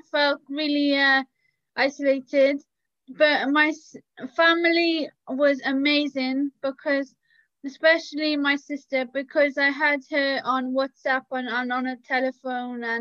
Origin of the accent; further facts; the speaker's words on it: Cardiff, Wales, United Kingdom; I'm from Cardiff in Wales